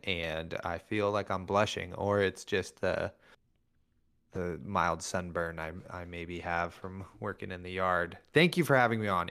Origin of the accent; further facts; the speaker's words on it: Northern California, United States; We're from NorCal